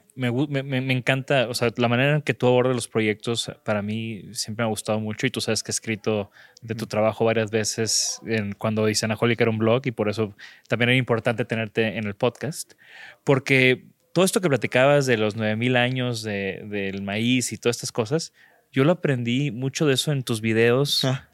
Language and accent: Spanish; Mexico; somos de México